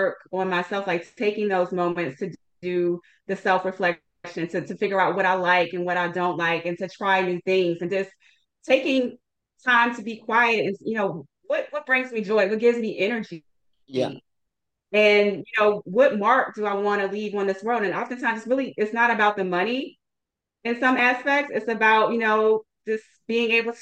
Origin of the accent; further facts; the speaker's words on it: Washington, District of Columbia, United States; moved away as an adult; also born or lived in Seattle, Washington; relocated back to my hometown of Washington, D.C.